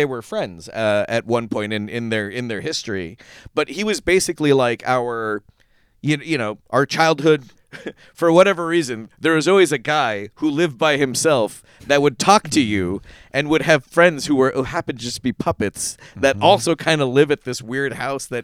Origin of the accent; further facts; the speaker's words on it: Toronto, Ontario, Canada; being a kid growing up in Toronto